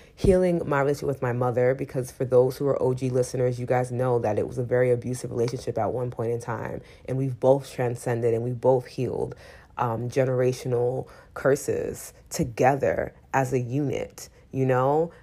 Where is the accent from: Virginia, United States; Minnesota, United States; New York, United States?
New York, United States; New York City; I'm still from New York City